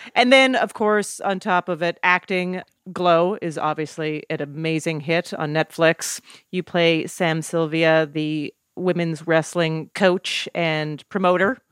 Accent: Canada; moved away as an adult; also born or lived in New York

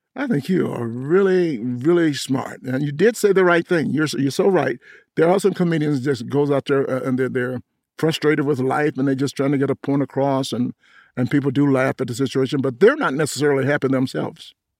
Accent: Atlanta, Georgia, United States; moved away; also born or lived in New York; I grew up in Atlanta, and being a Southern k-, kid

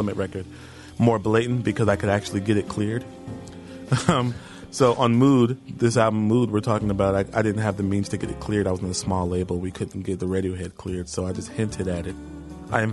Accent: Houston, Texas, United States; moved away; I'm from Houston

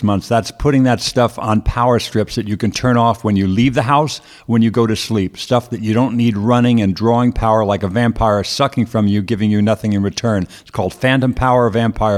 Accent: Merrick, New York, United States; accent: New York; now in California, United States; I grew up in Merrick, Long Island. I went to grade school in Merrick.

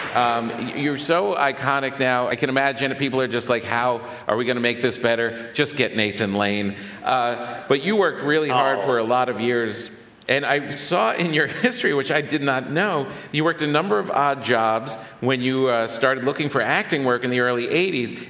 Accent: New York, United States; as a New Yorker

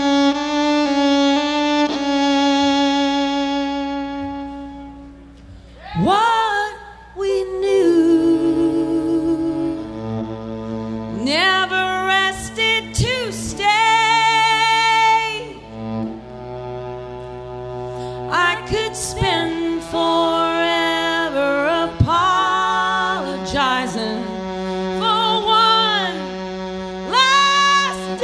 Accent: Seattle, Washington, United States; in my hometown of Seattle

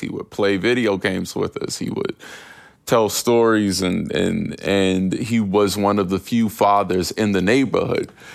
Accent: Winston-Salem, North Carolina, United States; It's a small town. I'm from Winston-Salem, North Carolina.

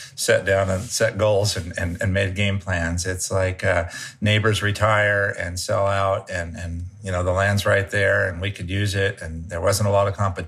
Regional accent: Humboldt County, California, United States; I'm born and raised in Humboldt County, which is extreme Northern California

